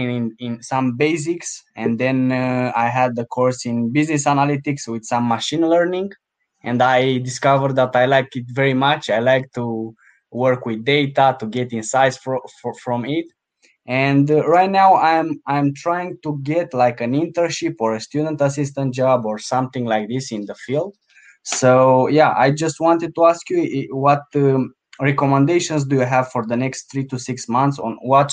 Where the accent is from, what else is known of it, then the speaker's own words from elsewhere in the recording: Romania; moved away as an adult; now in Copenhagen, Denmark; So I'm from Romania.